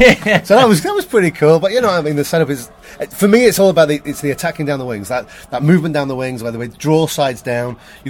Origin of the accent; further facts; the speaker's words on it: Liverpool, North West England, United Kingdom; now in New York, United States; originally from Liverpool, but now live in New York.